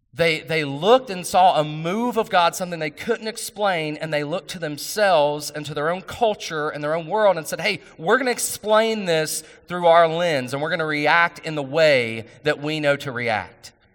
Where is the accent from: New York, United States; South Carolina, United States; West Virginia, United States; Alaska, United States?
West Virginia, United States; I'm from West Virginia